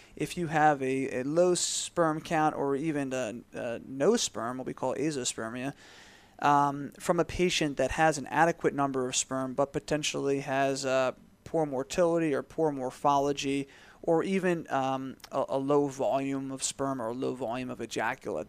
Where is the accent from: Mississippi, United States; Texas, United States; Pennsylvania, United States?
Pennsylvania, United States; Philadelphia; moved away as an adult; also born or lived in Tampa, Florida; I grew up in the Philadelphia area.